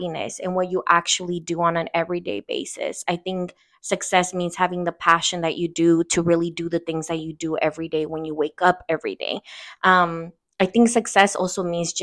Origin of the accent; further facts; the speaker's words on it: Oakland, California, United States; first language Spanish; English is a second language; also born or lived in Uruapan, Michoacan, Mexico; I also claim East Oakland. I was raised in East Oakland